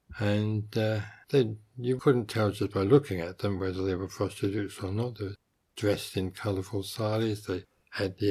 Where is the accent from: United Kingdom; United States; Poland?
United Kingdom; England; moved away as an adult; also born or lived in India; being English by birth